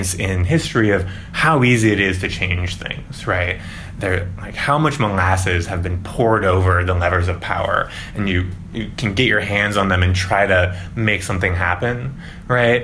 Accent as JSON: {"language": "English", "town": "St. Louis", "region": "Missouri", "country": "United States", "moved": "yes", "said": "I'm from St. Louis"}